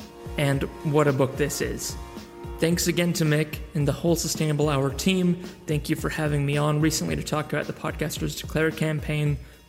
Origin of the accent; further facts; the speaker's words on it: New Zealand; accent: American-ish; moved away; Simply speaking, despite my American-ish accent, I'm a Kiwi, and my wife and I have been abroad for 7 years. So we've simply made the decision to return home.